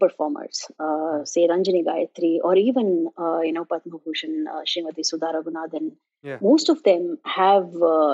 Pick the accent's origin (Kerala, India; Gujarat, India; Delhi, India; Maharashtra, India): Maharashtra, India; Mumbai; now in South Florida, United States; I grew up in Mumbai